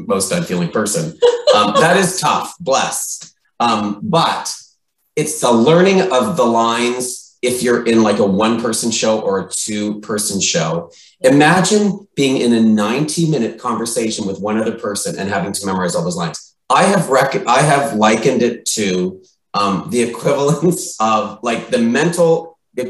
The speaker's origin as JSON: {"language": "English", "region": "the Maritimes", "country": "Canada", "moved": "yes", "said": "I come from the Maritimes"}